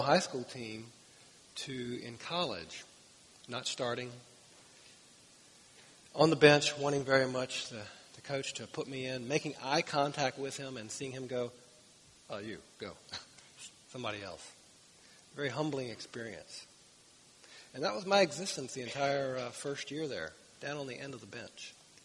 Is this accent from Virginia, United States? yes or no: yes; Winchester, Virginia, United States; born and raised in the Winchester, Virginia area